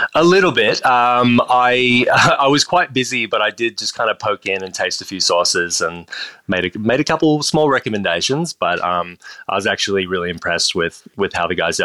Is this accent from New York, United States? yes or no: no; Austin, Texas, United States; moved away as an adult; also born or lived in Toronto, Canada; now in Australia; grew up in Austin, Texas, but uh, both of my parents were Australian, so they emigrated to Canada before I was born. I was born in Toronto, and then um, we made our way down to Texas a few years later